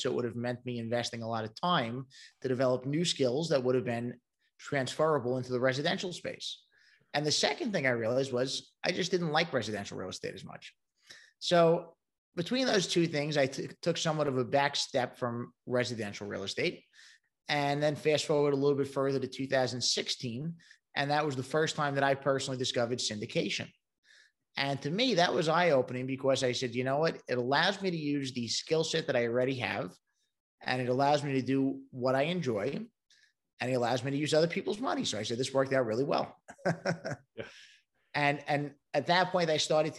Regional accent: New York City, New York, United States; moved away as an adult; now in Charlotte, United States; I'm originally from Brooklyn, New York, and that might be given away by the accent

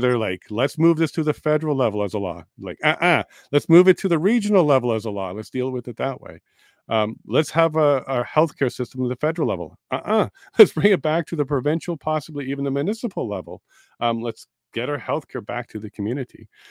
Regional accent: Winnipeg, Manitoba, Canada; also born or lived in Toronto / Eastern Ontario; now in Alberta, Canada; I grew up in Winnipeg for about ten years

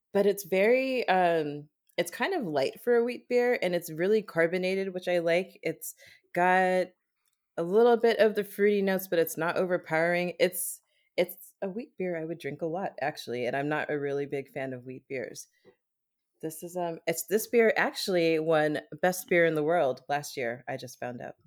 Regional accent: Germany; moved away as an adult; I grew up in Germany, and I spent, I, I just spent my entire childhood, like, I lived there until I was, like, twenty-four, twenty-five

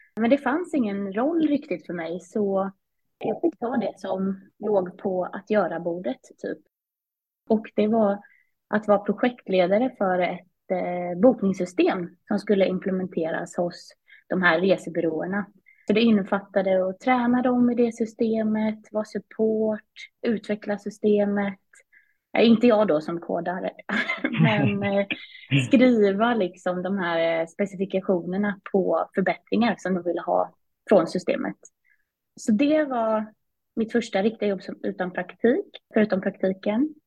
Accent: Vimmerby, Kalmar County, Sweden; moved away as an adult; also born or lived in England; now in Stockholm, Sweden; Jag är uppvuxen i eh, Vimmerby, Småland, så inte så långt från Kalmar där jag pluggade.

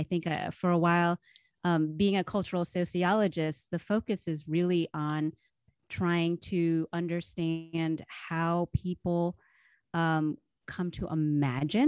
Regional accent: Northern New Jersey, United States; now in California, United States; I grew up in New Jersey, Northern Jersey, right outside metropolitan New York, suburbs in the 80s

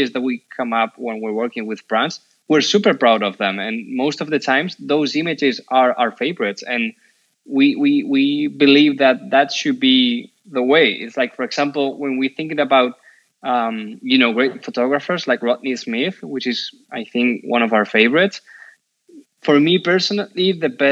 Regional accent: Spain; we're from Spain, we've never been there

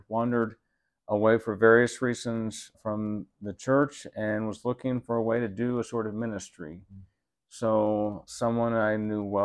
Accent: Florida, United States; now in Santa Fe, United States; I grew up in Florida with my family there

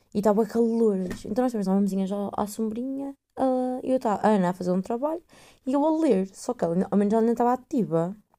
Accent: north of Portugal / Aveiro, Portugal; accent: northern mixed with Aveiro; o meu sotaque é meio norte com Aveiro, com, é o que é, não sei bem o que é isto. Eu não falo a Porto

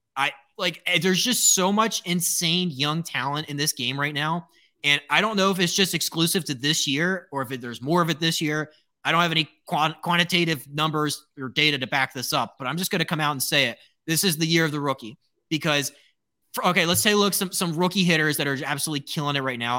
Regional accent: Baltimore, Maryland, United States; I'm from Baltimore.

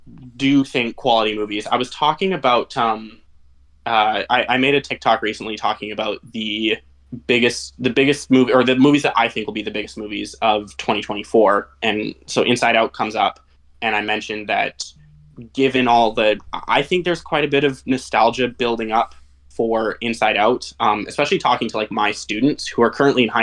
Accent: Canada; I'm in Canada. I'm from Canada. I live in British Columbia.

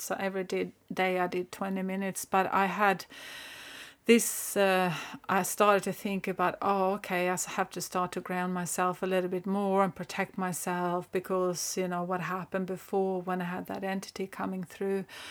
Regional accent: northern Sweden, Sweden; I am originally from Sweden. I grew up there in the pine forests, kind of the north of Sweden.

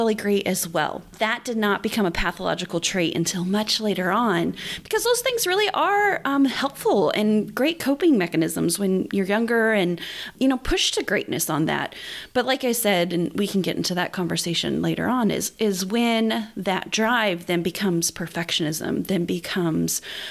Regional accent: southern Indiana, United States; I grew up in southern Indiana

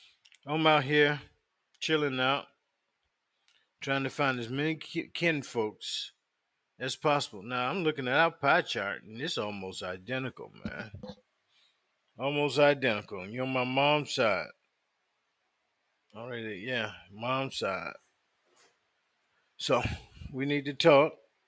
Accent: the South, United States; I thought all black girls knew how to braid because I was growing up in the South.

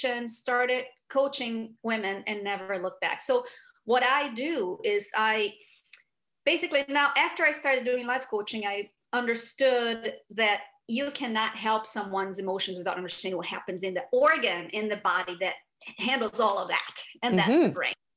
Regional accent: Rio de Janeiro, Brazil; moved away as an adult; now in United States; So I grew up in Brazil, and at 29 years old, I moved to the US

